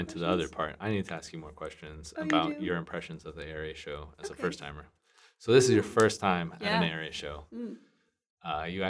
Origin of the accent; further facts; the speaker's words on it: West Coast, United States; because I wanted to go to Anaheim because I'm from the West Coast and it's a fun place to be.